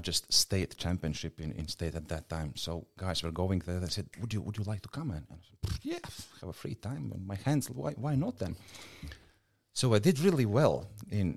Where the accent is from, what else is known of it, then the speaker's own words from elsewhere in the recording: Latvia; English is a second language; moved away as an adult; also born or lived in United States; now in Adelaide, Australia; I grew up in Soviet Union